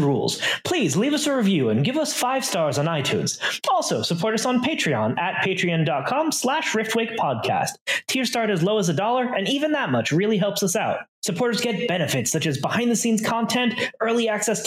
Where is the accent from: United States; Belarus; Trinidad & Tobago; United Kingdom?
United States; Florida; I grew up in Florida